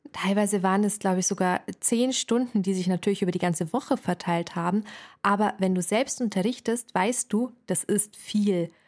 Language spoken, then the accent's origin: German; Ingolstadt, Bavaria, Germany; Ich komme aus Ingolstadt